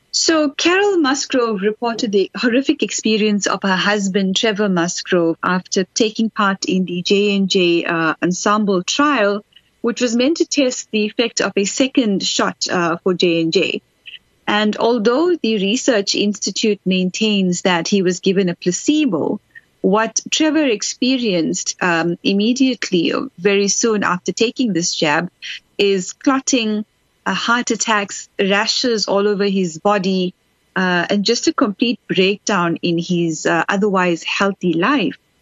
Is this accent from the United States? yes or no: no; South Africa